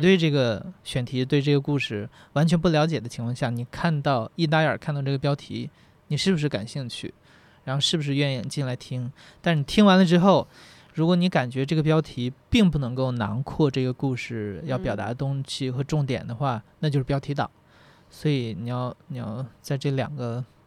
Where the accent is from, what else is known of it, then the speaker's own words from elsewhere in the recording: Northeast China, China; 因为东北的森林非常地好